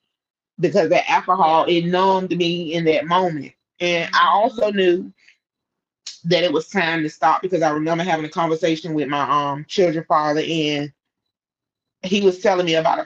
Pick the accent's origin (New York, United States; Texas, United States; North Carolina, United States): North Carolina, United States; Scotland Neck; moved away as an adult; now in Raleigh, United States; my hometown Scotlandette